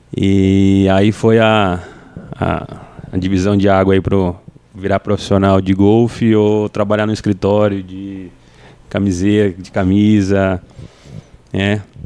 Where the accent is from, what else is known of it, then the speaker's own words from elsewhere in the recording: Cambé, Paraná, Brazil; Eu sou natural de Cambé, Paraná